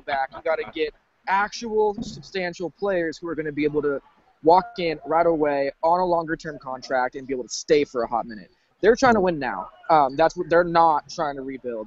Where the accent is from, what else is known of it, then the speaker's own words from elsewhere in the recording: California, United States; I'm from California